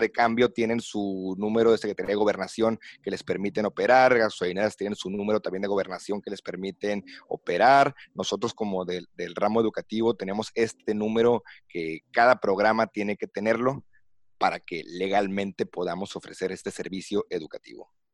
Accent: Mexicali, Baja California, Mexico; originario, nacido, criado, vivido en la ciudad de Mexicali, Baja California

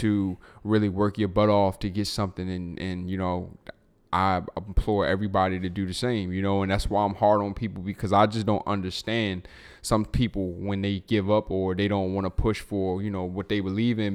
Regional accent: Baltimore, Maryland, United States; now in Texas, United States; Growing up in Baltimore

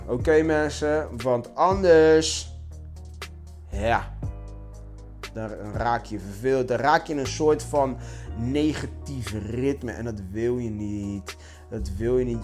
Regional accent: Curaçao; bij ons op Curaçao

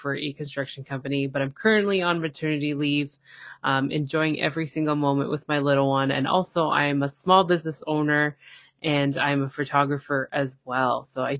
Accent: Toronto, Ontario, Canada; I'm from Toronto, Canada.

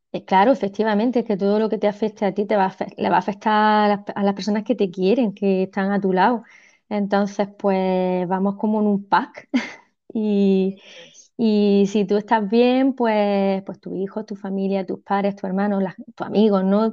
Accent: Almería, Andalusia, Spain; also born or lived in El Ejido; yo soy de Almería, de Almería Capital

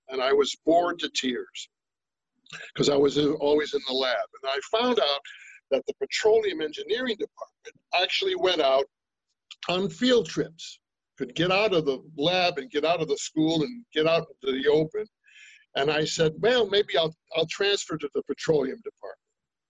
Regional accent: Brooklyn, New York, United States; Well, you know, I came from New York and I'm from Brooklyn. I'm from New York.

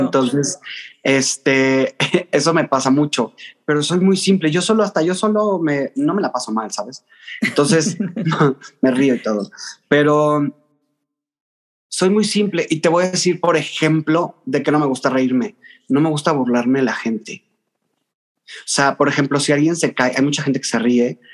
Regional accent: Mexico City, Mexico; soy chilango, porque me preguntan mucho. Soy de la Ciudad de México pero con sangre norteña de Tamaulipas.

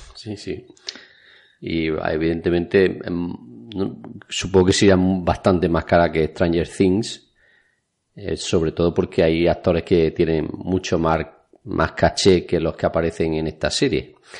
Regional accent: Spain; en mi pueblo que era pequeño, por aquel entonces habría 10 o 12 mil habitantes. Vamos, donde yo viví la juventud

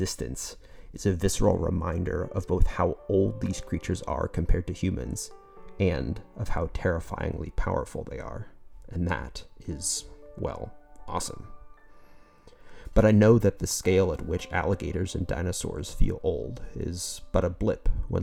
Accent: Southwest Florida, United States; I grew up in Southwest Florida, close to Everglades National Park

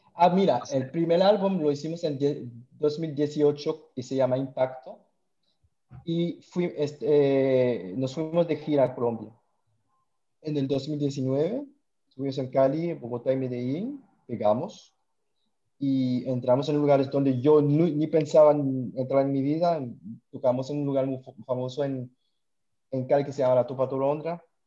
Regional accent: French Guiana; now in Montreal, Canada; Yo soy de la Guayana Francesa, medio cubano, pero la Guayana Francesa

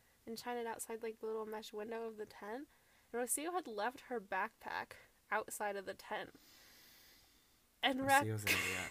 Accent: Hawaii, United States; moved away; I'm from Hawaii, there's no animals

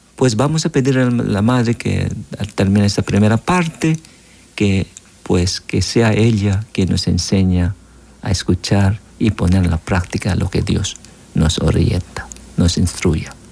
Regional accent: Philippines; moved away as an adult; now in El Salvador; Yo soy misionero filipino

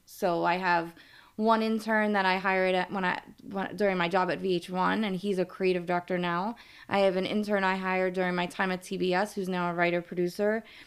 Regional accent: New York City, New York, United States; accent: New York; I am from New York. I grew, born and raised in Brooklyn

